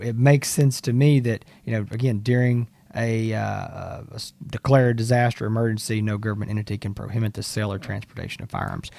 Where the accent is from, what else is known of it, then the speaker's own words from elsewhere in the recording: Texas, United States; we are from Texas, both Hans